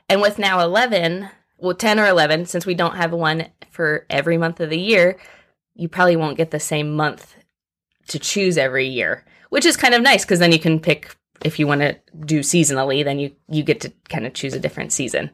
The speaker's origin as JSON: {"language": "English", "town": "Muncie", "region": "Indiana", "country": "United States", "tie": "born or raised there", "also_born_or_lived": "Tuscaloosa, Alabama", "moved": "as an adult", "lives_now": "Louisville, United States", "said": "So I grew up in Indiana"}